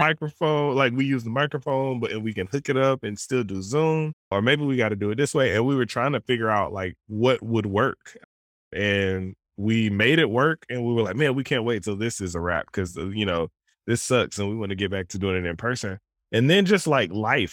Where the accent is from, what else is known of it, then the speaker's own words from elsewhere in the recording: Southern Alabama, United States; moved away; I grew up in Southern Alabama